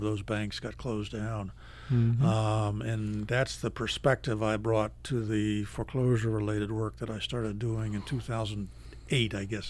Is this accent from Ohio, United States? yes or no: no; Philadelphia, Pennsylvania, United States; now in Maine, United States; I was born in Philadelphia.